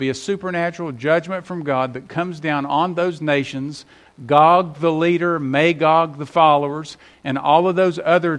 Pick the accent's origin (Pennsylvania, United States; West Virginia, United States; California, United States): West Virginia, United States; moved away; until they play West Virginia, I can't turn on my home state.